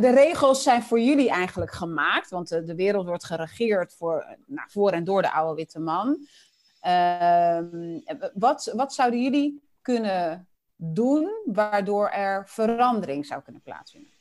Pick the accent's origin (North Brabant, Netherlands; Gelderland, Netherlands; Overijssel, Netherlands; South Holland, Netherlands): South Holland, Netherlands; Dordrecht; also born or lived in Willemstad, Curaçao; toen ik drie was, zijn, we dus, zijn mijn moeder, mijn oudste broertje en ik naar Nederland gekomen